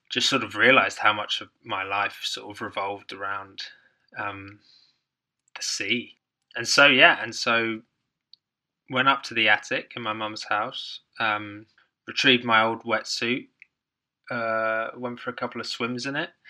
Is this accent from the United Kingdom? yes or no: no; Hong Kong; also born or lived in Ireland; grew, growing up in Hong Kong uh, which is obviously a small island there was we spent lots of time on boat trips